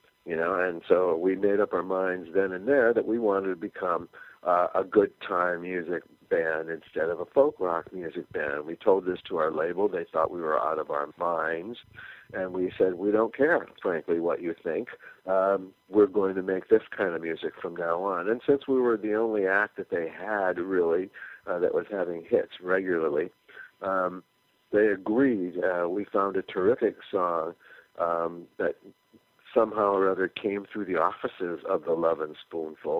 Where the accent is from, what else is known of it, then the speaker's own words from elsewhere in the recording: California, United States; We were white middle class kids from a beach town in California